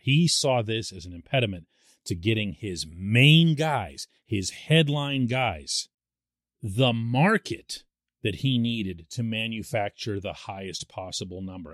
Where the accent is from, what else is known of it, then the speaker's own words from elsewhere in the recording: Pittsburgh, Pennsylvania, United States; I'm born and raised in Pittsburgh.